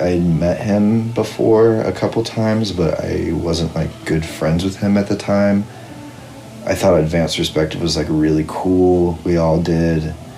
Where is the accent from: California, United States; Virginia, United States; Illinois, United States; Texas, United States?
California, United States; Visalia; also born or lived in Fresno; I'm from Visalia, which is like a bit south of Fresno